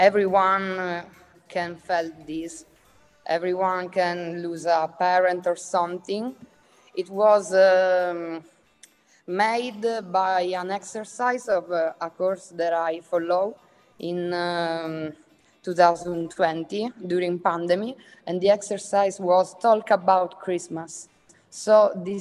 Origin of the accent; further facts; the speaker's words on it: Catania, Sicily, Italy; English is a second language; I'm a Sicilian filmmaker and visual artist. I come from Catania, where I live and work